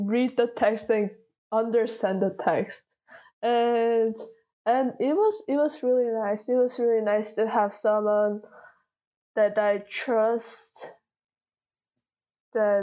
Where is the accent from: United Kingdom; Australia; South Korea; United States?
South Korea; first language Korean; English is a second language; moved away; English is not my first language. I read better, I understand better, I speak better in Korean. Mm-hmm. Just because I spent way more time in Korea